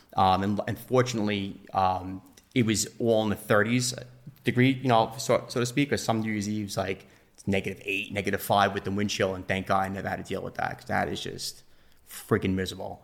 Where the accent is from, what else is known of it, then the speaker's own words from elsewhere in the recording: Nassau County, Long Island, New York, United States; I'm from Nassau County, Long Island.